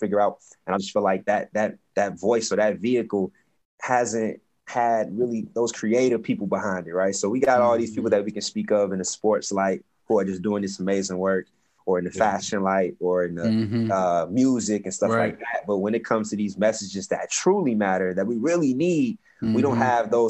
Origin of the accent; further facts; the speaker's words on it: Atlanta, Georgia, United States; moved away as an adult; also born or lived in Nashville / Boston; when I came out of school, I'm from Atlanta, but I came from a school that was kind of considered like, I guess, the hood a little bit